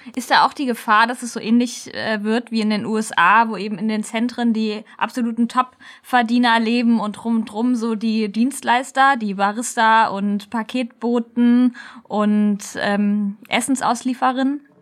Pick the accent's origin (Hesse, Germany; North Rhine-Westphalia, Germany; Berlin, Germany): Hesse, Germany; near Kassel; Ich komme ja aus der Nähe von Kassel